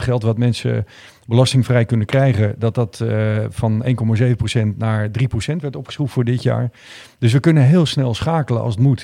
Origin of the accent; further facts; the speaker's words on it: Groningen, Netherlands; ik ben geboren in Groningen.